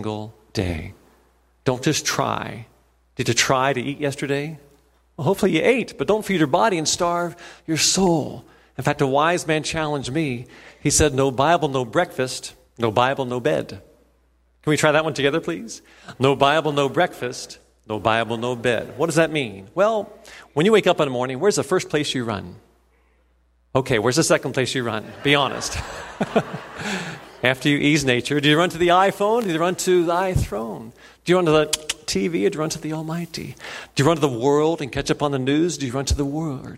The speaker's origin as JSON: {"language": "English", "town": "Cincinnati", "region": "Ohio", "country": "United States", "tie": "born or raised there", "also_born_or_lived": "Indiana / Boston, Massachusetts", "said": "I grew up there in Cincinnati"}